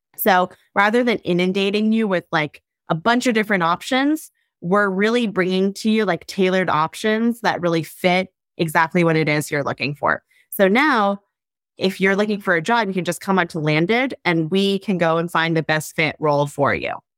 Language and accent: English; Ohio, United States; I grew up in Ohio.